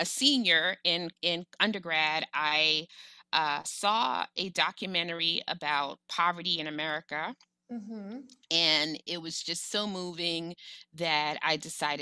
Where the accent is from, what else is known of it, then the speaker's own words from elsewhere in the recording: New York City, New York, United States; I'm a Black woman from New York City.